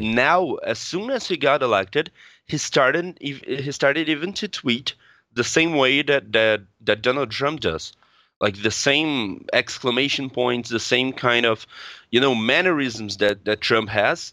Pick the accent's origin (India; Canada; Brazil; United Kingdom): Brazil; accent: Brazilian Portuguese; I'm twenty-six years old, I'm from Brazil.